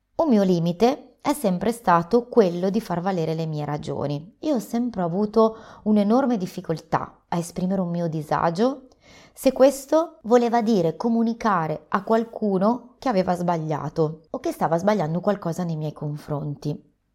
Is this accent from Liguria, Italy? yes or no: yes; Liguria, Italy; Sono ligure